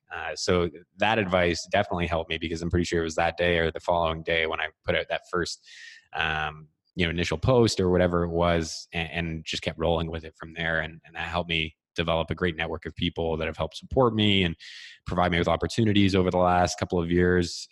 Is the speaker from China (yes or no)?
no; Ottawa, Ontario, Canada; growing up in Ottawa